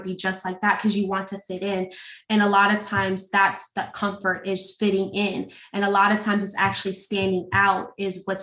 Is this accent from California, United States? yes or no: yes; California, United States; now in Norfolk, United States; I'm not originally from Norfolk. I'm actually from California